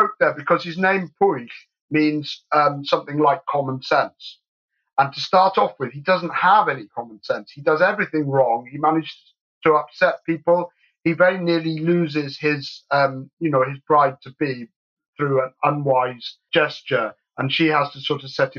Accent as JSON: {"language": "English", "region": "England", "country": "United Kingdom", "tie": "born or raised there", "also_born_or_lived": "Scotland", "said": "I was born in Scotland and brought up in England"}